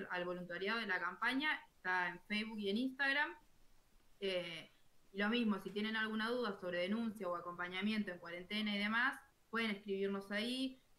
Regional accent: Emilia, Santa Fe, Argentina; now in San Nicolás, Argentina; estoy contenta porque es de Emilia y es mi pueblo.

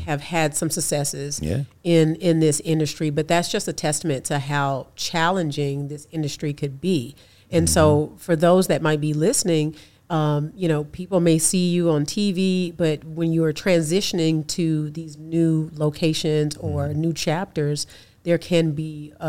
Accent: Birmingham, Alabama, United States; I'm from Birmingham.

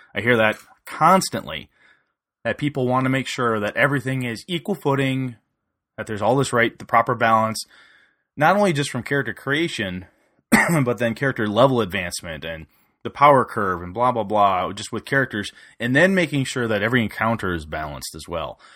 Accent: Wisconsin, United States; He lives in my hometown

